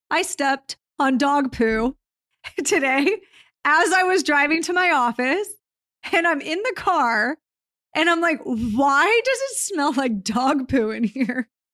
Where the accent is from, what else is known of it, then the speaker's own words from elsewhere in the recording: Southern California, United States; into my hometown because I haven't bought and property here in Southern California in a few years